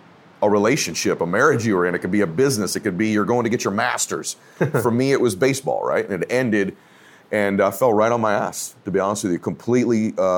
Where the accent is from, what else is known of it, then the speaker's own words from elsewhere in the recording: Diamond Bar, California, United States; also born or lived in Boston, Massachusetts; I'm from Diamond Bar, California. That's where I grew up. I was born in Boston, but I'm from Diamond Bar, California